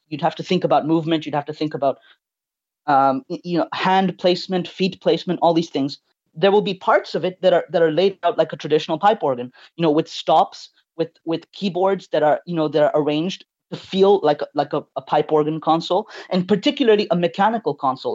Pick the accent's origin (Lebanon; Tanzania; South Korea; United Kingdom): Tanzania; now in Canada; I was born and raised in Tanzania.